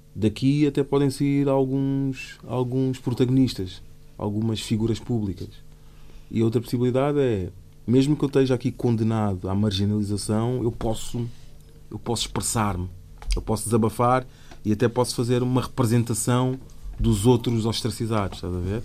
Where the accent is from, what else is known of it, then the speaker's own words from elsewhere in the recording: Portugal; Eu cresci nos anos 90 em Portugal